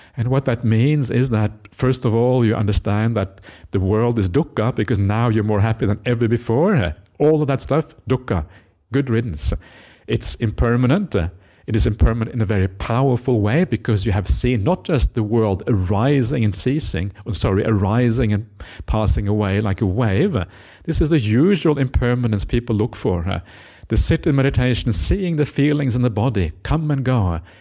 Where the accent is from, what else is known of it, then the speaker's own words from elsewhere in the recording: Norway; now in Australia; I come from Norwegian culture. In Norway, everyone has an opinion.